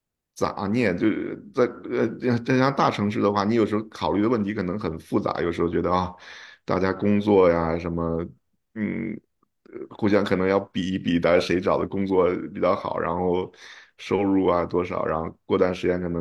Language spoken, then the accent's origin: Chinese; China; moved away as an adult; now in United States; 说啊我刚从中国过来啊